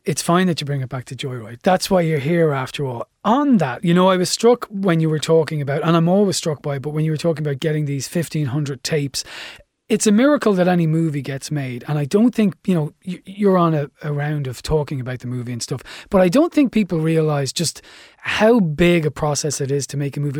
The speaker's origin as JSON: {"language": "English", "country": "Ireland", "said": "as Irish people"}